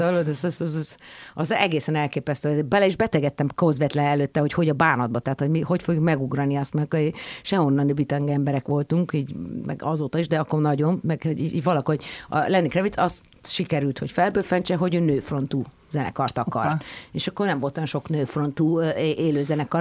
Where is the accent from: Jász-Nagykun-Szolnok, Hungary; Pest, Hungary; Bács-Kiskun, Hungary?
Pest, Hungary; Pilis; mert hogy a pilis ez egy szakrális hely, egyébként meg ott nőttem fel